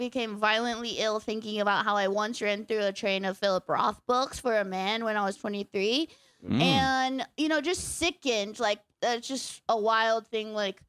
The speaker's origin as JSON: {"language": "English", "region": "California", "country": "United States", "said": "And so I was from Orange County and I was yet to meet a man who had read a book before."}